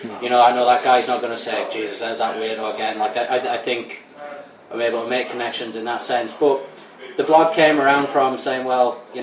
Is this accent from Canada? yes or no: no; the north of England, United Kingdom; now in Ireland; obviously you can tell by the accent. I grew up in Northern England